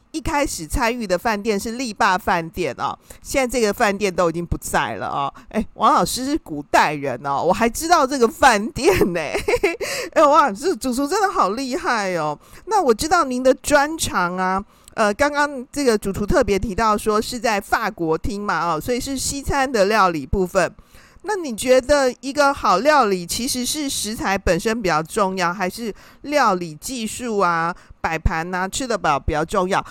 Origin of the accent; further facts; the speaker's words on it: Taiwan; 因为我们台湾人呢，啊，其实。是一个平民美食的天堂啊！